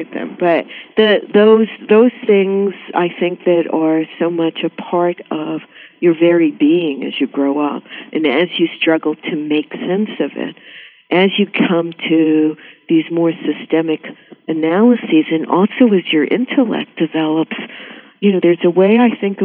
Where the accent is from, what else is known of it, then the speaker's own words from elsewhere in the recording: New York City, New York, United States; also born or lived in Puerto Rico; from the time I was about 4 or 5, lived in a Jewish middle-class neighborhood in Flatbush